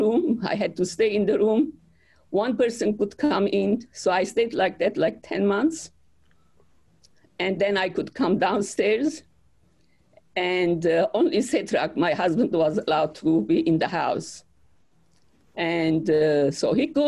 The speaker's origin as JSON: {"language": "English", "town": "Aleppo", "region": "Aleppo Governorate", "country": "Syria", "tie": "born or raised there", "also_born_or_lived": "Beirut, Lebanon", "moved": "as an adult", "lives_now": "United States", "said": "I was born in Aleppo"}